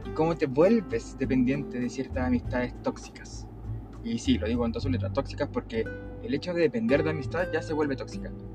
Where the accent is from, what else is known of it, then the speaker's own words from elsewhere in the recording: Chile; tengo trancas, como cualquier chileno